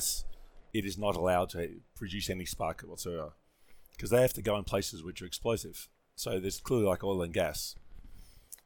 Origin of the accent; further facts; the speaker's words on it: Australia; I grew up in Australia